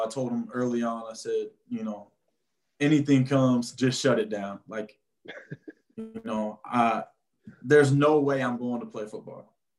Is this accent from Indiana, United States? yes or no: yes; Huntington, Indiana, United States; Yeah, so I grew up in Huntington.